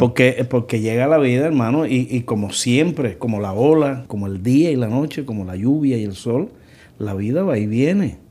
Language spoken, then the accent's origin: Spanish; Cuba; en mi país, también en Cuba